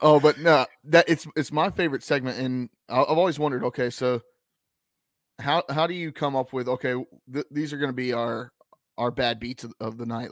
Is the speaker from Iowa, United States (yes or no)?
no; Lexington, North Carolina, United States; I'm from Lexington, North Carolina